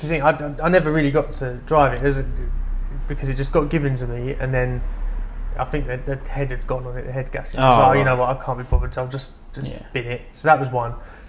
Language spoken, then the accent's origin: English; London, United Kingdom; I lived, growing up in London.